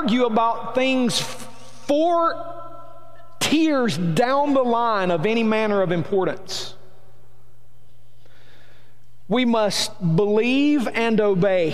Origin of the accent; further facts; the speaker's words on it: Rome, Georgia, United States; I'm from Rome, Georgia. I was born and raised here.